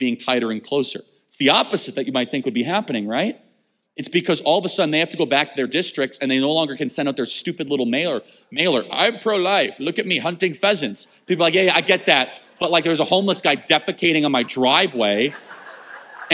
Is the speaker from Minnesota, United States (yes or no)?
no; Chicago, Illinois, United States; now in Phoenix, United States; I grew up in Chicago